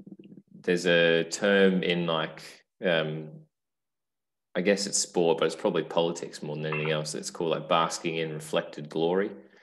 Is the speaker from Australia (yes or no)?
yes; Australia; now in United Kingdom; even as an Aussie